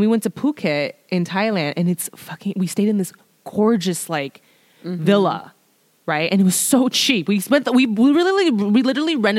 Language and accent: English; United States; I was born in the United States